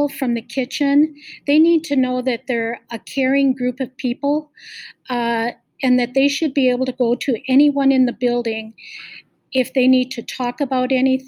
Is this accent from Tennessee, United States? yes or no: no; Ham Lake, Minnesota, United States; I was raised in Ham Lake, so I did go to the Anoka Hennepin School District